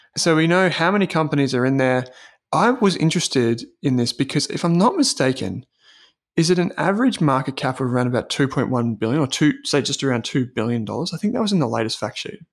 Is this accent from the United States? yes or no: no; Australia; as Australian investors